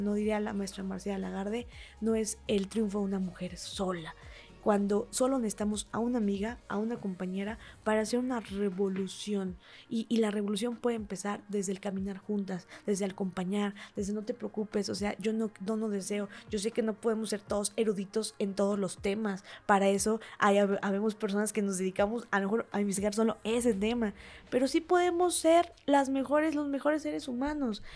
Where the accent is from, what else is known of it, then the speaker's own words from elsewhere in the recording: Huauchinango, Puebla, Mexico; yo soy originaria de Huachinango, Puebla